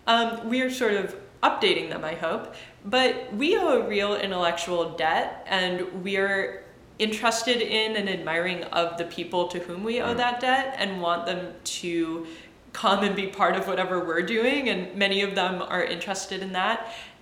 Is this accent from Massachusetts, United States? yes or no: yes; Massachusetts, United States; also born or lived in Michigan; I was born in Michigan. I moved around. I largely grew up in the suburbs of Massachusetts.